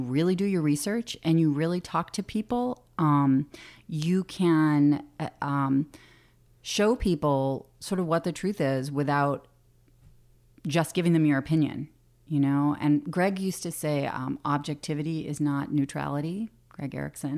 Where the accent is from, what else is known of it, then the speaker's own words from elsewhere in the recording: Boston, Massachusetts, United States; moved away as an adult; now in Alaska, United States; I grew up in Boston